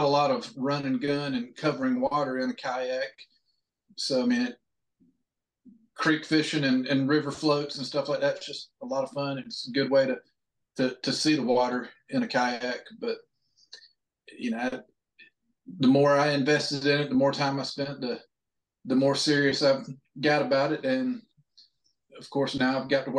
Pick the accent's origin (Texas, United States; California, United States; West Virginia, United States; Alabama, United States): Alabama, United States; North; I was born up in North Alabama